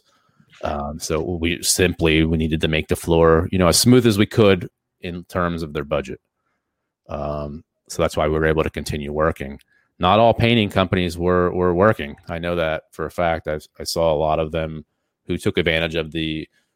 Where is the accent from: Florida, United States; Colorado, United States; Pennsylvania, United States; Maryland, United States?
Pennsylvania, United States; Easton; we're from Easton